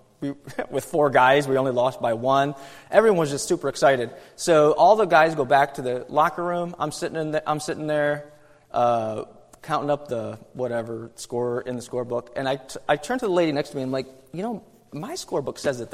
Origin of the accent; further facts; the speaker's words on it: New York, United States; moved away; I'm from New York, and back when I lived in New York